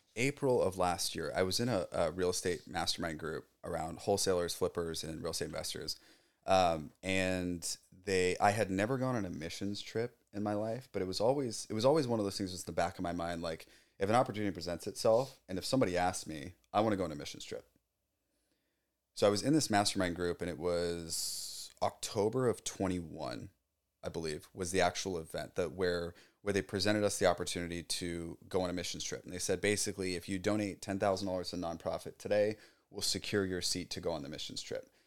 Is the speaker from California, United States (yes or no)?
yes; South Orange County, California, United States; I grew up in South Orange County